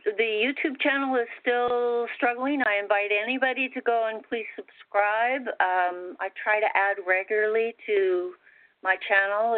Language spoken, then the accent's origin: English; Salt Lake City, Utah, United States; I grew up in Salt Lake City with a very religious Mormon family, and very poor